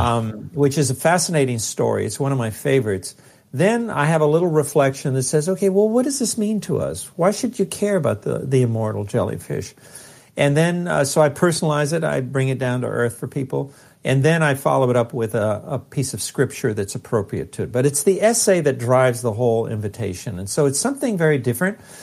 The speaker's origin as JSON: {"language": "English", "town": "Los Angeles", "region": "California", "country": "United States", "tie": "born or raised there", "said": "that poor little Mexican kid growing up in East L"}